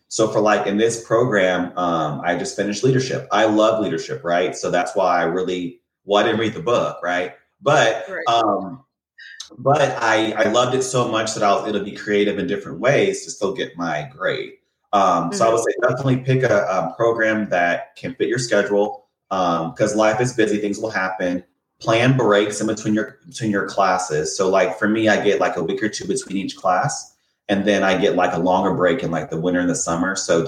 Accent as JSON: {"language": "English", "region": "Indiana", "country": "United States", "also_born_or_lived": "California", "moved": "yes", "said": "And that's funny because I moved from Indiana to California to get away from the Midwest. I lived in LA for about 7 years, San Diego for 1 year. So I'm definitely a SoCal person."}